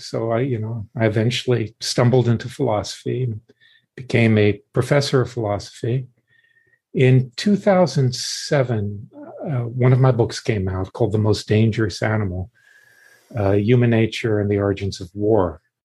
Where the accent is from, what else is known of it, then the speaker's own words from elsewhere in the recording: Deep South, United States; I grew up in the Deep South uh, in the 50s